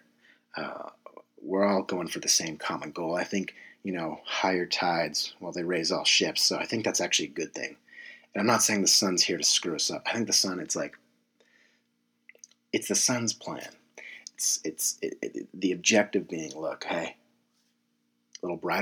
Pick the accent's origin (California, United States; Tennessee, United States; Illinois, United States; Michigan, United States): California, United States; San Diego; moved away as an adult; I'm from San Diego, California.